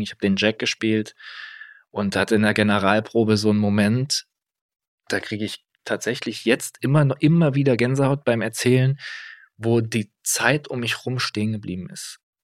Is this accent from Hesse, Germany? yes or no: yes; Kassel, Hesse, Germany; moved away; ich komme aus Kassel, so ein bisschen ländlich alles.